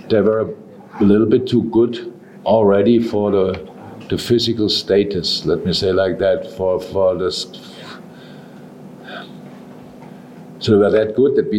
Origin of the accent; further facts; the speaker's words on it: Germany; moved away as an adult; now in England; I come from Germany